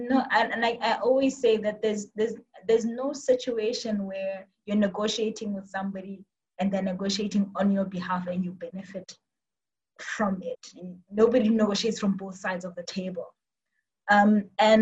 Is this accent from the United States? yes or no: no; Botswana; also born or lived in Cape Town, South Africa; I am from Botswana. I grew up here, studied in UCT, and did most of my life in Botswana